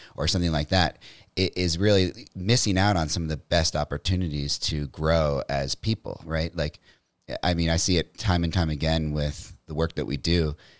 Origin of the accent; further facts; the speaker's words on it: Metairie, Louisiana, United States; also born or lived in New Orleans; originally I'm from New Orleans, Louisiana, a little suburb called Metairie outside of New Orleans